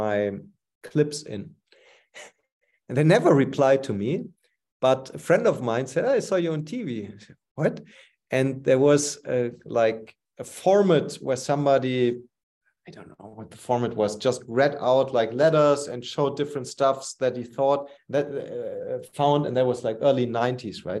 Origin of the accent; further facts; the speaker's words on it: Cologne, North Rhine-Westphalia, Germany; moved away; We moved to my hometown, Cologne